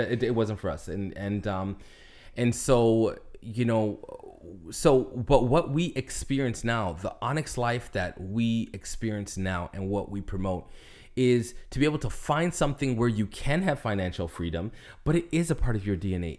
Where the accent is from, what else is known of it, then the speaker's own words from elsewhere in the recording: Canada; moved away as an adult; now in Florida, United States; I am a Canadian resident